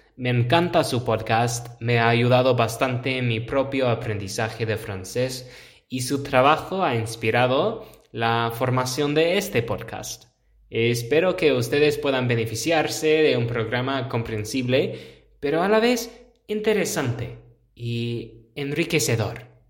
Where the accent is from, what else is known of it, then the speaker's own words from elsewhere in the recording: United States; Spanish is a second language; moved away as an adult; now in Pamplona, Spain; Pues es que soy norteamericano. Nací en los Estados Unidos, en una ciudad situada en la frontera entre los estados de Oregón y Washington. Ahora yo vivo en Pamplona, España.